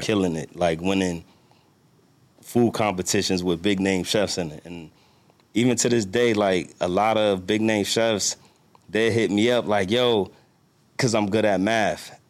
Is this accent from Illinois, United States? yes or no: no; New York, United States; now in Washington, D.C., United States; I'm from New York, live in D C